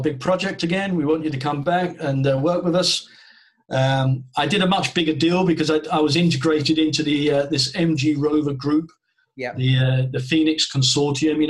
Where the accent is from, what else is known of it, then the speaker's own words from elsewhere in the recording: United Kingdom; to come as a Brit